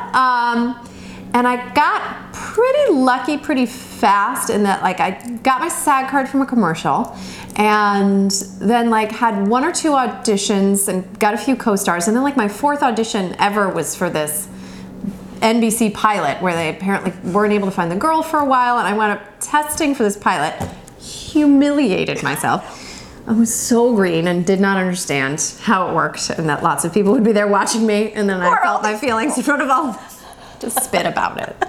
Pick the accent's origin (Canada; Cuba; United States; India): United States; Long Island, New York; now in Los Angeles, United States; I grew up on Long Island